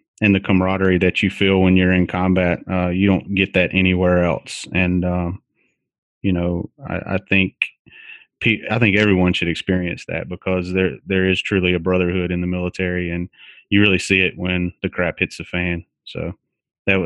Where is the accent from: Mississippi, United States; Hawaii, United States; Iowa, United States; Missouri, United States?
Mississippi, United States; Southern; Growing up in Southern Mississippi, that's about all there is to do is sports.